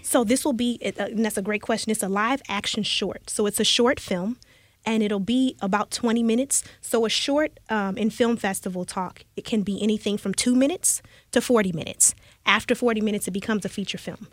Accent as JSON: {"language": "English", "town": "Chicago", "region": "Illinois", "country": "United States", "moved": "yes", "lives_now": "Houston, United States", "said": "I'm from the Chicago area"}